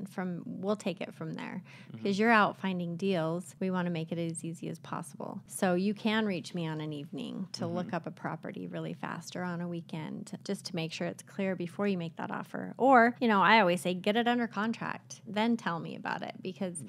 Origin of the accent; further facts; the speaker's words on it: Utah, United States; I born and raised in Utah